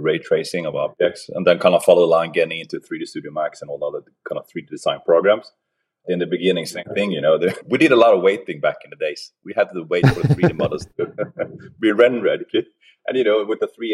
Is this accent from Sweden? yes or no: yes; Sweden; now in Oslo, Norway; I'm originally from Sweden. So I'm grown up north of Stockholm on the east coast of Sweden